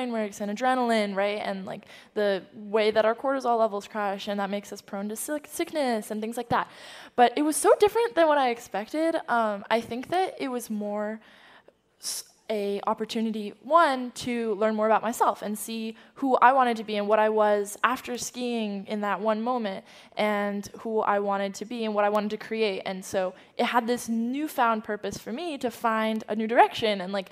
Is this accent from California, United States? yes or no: yes; San Francisco, California, United States; also born or lived in Beijing, China; I was born in San Francisco